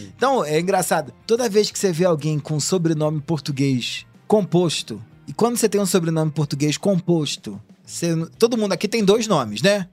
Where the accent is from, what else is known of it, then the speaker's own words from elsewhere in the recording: Rio de Janeiro, Brazil; now in São Paulo, Brazil; Eu sou carioca, moro aqui há muito tempo.